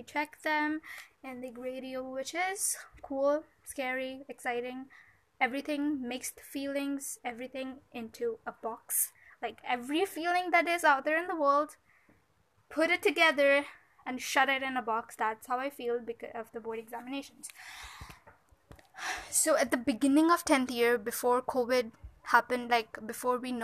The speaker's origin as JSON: {"language": "English", "country": "India", "said": "I'm from India"}